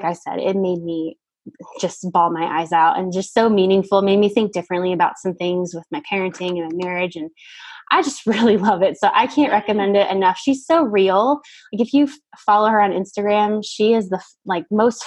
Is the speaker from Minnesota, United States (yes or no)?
no; Miami, Florida, United States; I'm from Miami area.